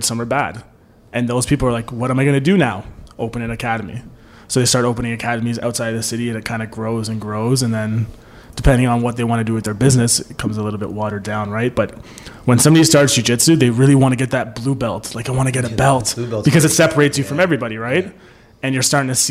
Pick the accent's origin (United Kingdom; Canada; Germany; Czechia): Canada; I'm very Canadian, though.